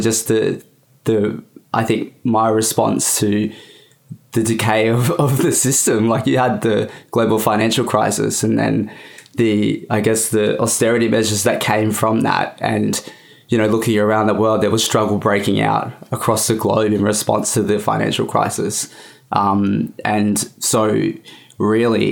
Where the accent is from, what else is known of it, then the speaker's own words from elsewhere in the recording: Bowraville, New South Wales, Australia; growing up in Bowraville on the Aboriginal reserve there, what we call the Mission